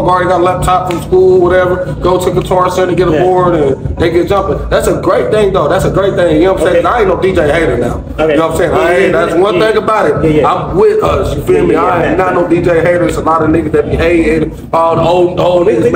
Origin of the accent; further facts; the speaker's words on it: Dayton, Ohio, United States; moved away as an adult; now in Houston, United States; I'm from Dayton, Ohio